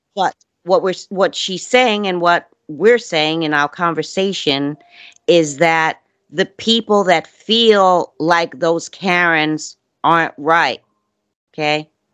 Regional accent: New York City, New York, United States; moved away; I'm from Brooklyn

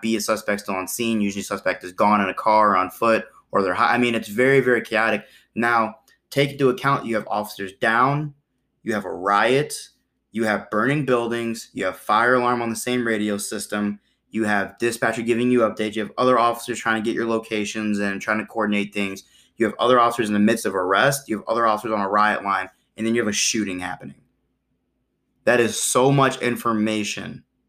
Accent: Illinois, United States; But also I'm from Illinois, here's my FOID card.

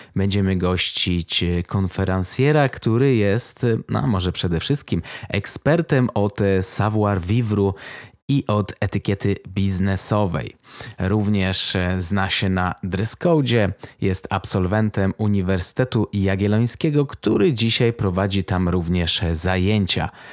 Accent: Warsaw, Masovian Voivodeship, Poland; moved away; sam teraz mieszkam w małym mieście, a pochodzę z Warszawy

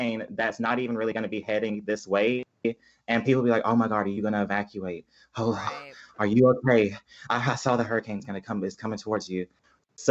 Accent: Tupelo, Mississippi, United States; accent: Southern; now in New Orleans, United States; Southern. Yes, I am very, very Southern. I'm from Tupelo, Mississippi, which is like an hour from Memphis

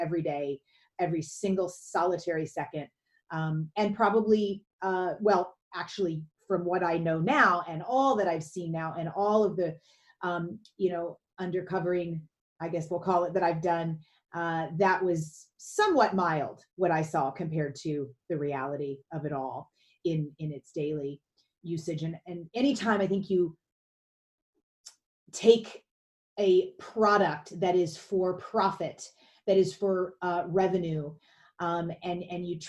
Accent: Louisville, Kentucky, United States; I grew up in Kentucky, outside Louisville, Kentucky

